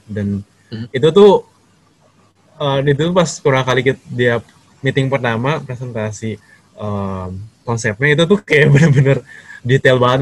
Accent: Jakarta, Indonesia; moved away as an adult; also born or lived in Bandung; now in Taiwan; asli dari Jakarta

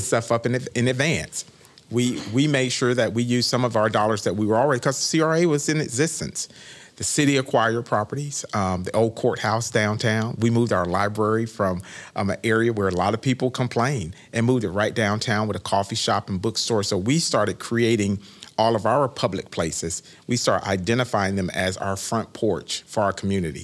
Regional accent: Winter Haven, Florida, United States; also born or lived in Daytona Beach; this was my hometown. I was born and raised in Winterhaven

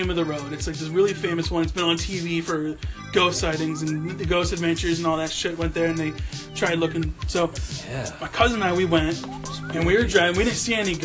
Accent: New Jersey, United States; I'm from New Jersey

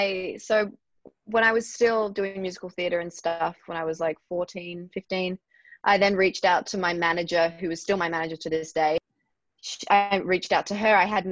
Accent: Melbourne, Victoria, Australia; moved away as an adult; now in Los Angeles, United States; I'm 22 years old and I'm an Australian actress. I moved from Melbourne to Los Angeles when I was 19 a few years ago.

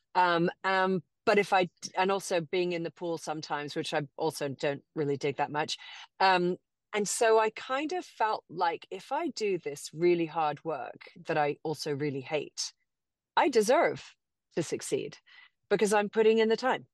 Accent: Cayman Islands; also born or lived in England; now in Austin, United States; born and raised in Grand Cayman, um, educated in England

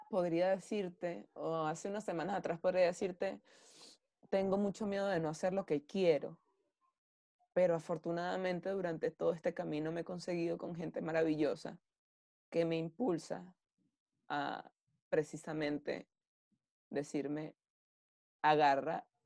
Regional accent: Venezuela; nosotros como venezolanos. Em, a ver, Venezuela... Yo no sé si Venezuela es mi Ítaca.

